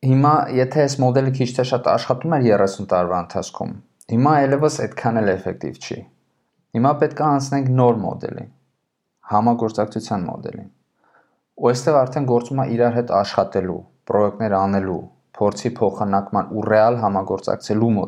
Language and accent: Armenian; Armenia; moved away as an adult; now in Germany; Ես Հայաստանից եմ, վերջի 12 տարին ապրում եմ Գերմանիայում։